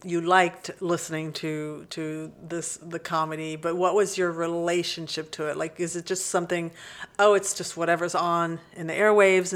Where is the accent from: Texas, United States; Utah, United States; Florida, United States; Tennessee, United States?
Texas, United States; we're from Texas